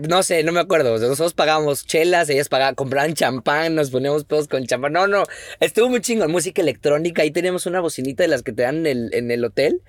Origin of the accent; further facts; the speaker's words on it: Mexico; como mexicano